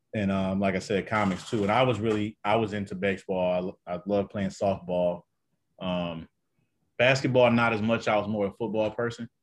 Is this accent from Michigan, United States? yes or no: yes; Detroit, Michigan, United States; I'm actually from, uh, Detroit, Detroit, Michigan.